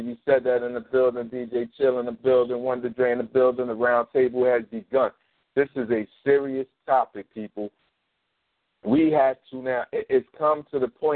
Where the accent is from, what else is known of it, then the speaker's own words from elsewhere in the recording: Philadelphia, Pennsylvania, United States; I grew up in North Philly